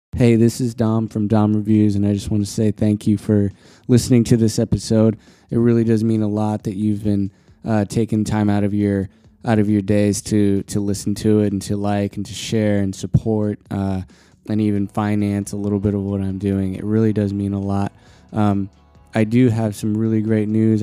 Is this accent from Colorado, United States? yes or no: yes; Colorado, United States; I grew up in Colorado